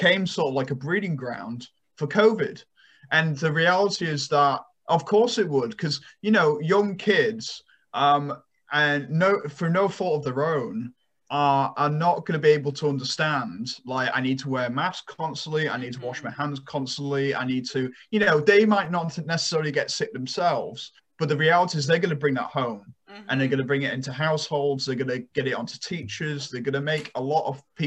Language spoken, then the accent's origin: English; United Kingdom; moved away; my home country